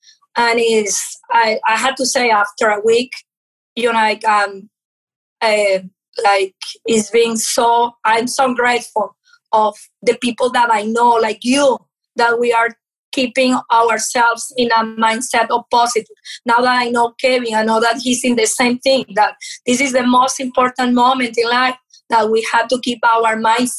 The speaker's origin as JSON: {"language": "English", "country": "Venezuela", "also_born_or_lived": "Portugal", "first_language": "Portuguese", "second_language": "English", "moved": "yes", "said": "I came from Venezuela. My parents are from Portugal. And I moved to Venezuela without speaking Spanish. I was speaking Portuguese."}